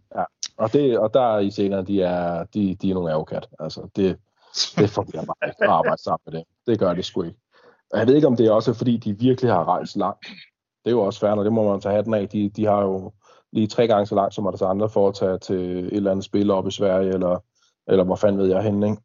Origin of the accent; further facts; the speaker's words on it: Denmark; både du og jeg som dansker